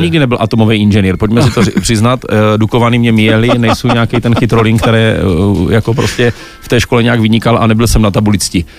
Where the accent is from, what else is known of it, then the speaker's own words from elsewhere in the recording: Brno, South Moravian Region, Czechia; já jsem Brňák